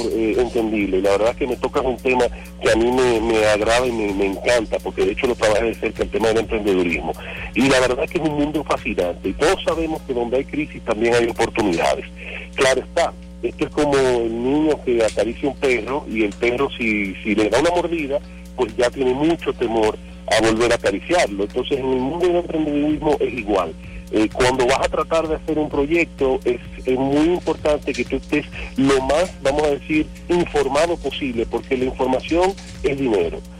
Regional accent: Dominican Republic; nosotros como República Dominicana tenemos mucha suerte

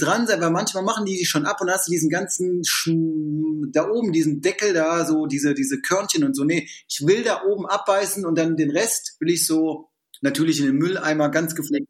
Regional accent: Düsseldorf, North Rhine-Westphalia, Germany; wir sind Düsseldorfer

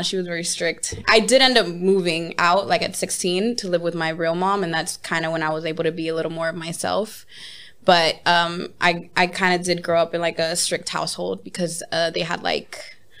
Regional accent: Los Angeles, California, United States; also born or lived in Koreatown / Hollywood; I grew up in Los Angeles, South Central to be specific.

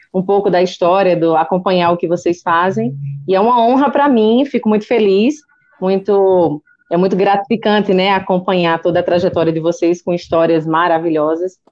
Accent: Paraíba, Brazil; moved away as an adult; now in São Paulo, Brazil; eu sou da Paraíba, e eu cheguei aqui em São Paulo no finalzinho de junho

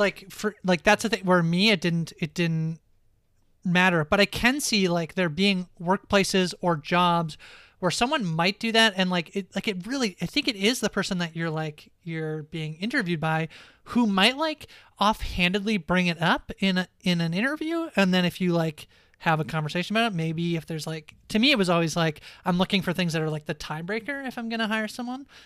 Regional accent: Canada

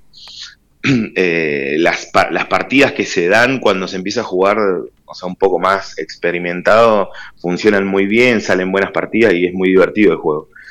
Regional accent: Trelew, Chubut, Argentina; also born or lived in La Plata; desde los cinco años que estoy en Trelew

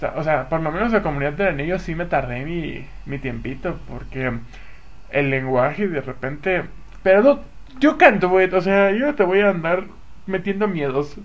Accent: Acapulco, Guerrero, Mexico; now in Toluca, Mexico; ya me habré ido a mi pueblo, a mi rancho

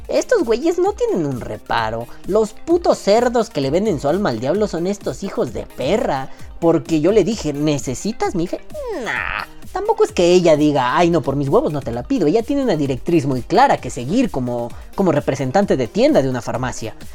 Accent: New York, United States; accent: New York; Así con mi acento neoyorquino le dije, no mames, hija de tu pinche madre.

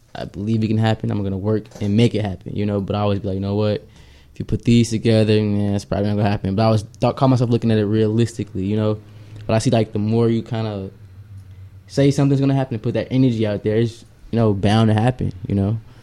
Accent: United States; as American kids, we would go home after school

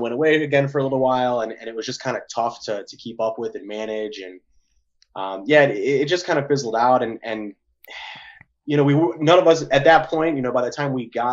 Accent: Cleveland, Ohio, United States; I'm from the Cleveland area, different parts. I live in Cleveland now, kind of on the outskirts

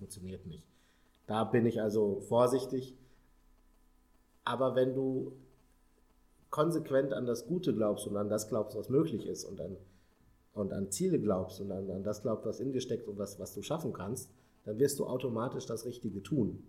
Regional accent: Paderborn, North Rhine-Westphalia, Germany; moved away as an adult; now in Hamburg, Germany; ich komme äh, ursprünglich aus Paderborn, einem kleinen oder einer größeren Stadt in Nordrhein-Westfalen.

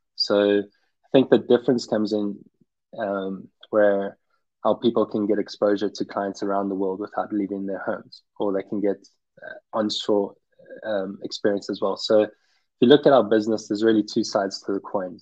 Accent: Pretoria, Gauteng, South Africa; moved away as an adult; also born or lived in Cape Town, South Africa / South Carolina, United States / New York City, United States / Netherlands; I was born and raised in Pretoria in South Africa.

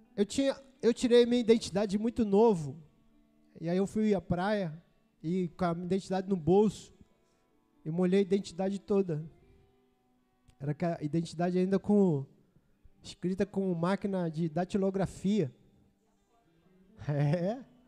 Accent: Brazil; Sou cidadão brasileiro. Eu nasci no Brasil.

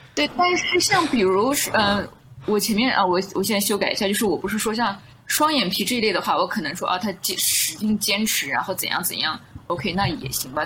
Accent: Southern Xinjiang, China; moved away; also born or lived in United States; 我是在南疆长大

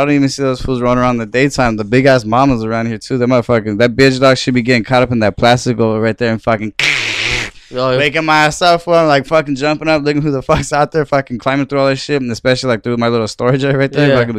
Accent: Norwalk, United States; I grew up in Norwalk 26 years, dog.

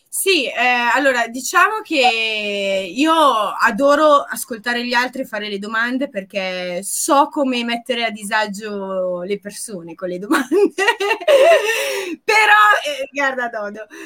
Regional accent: Apulia, Italy; also born or lived in London; io pugliese

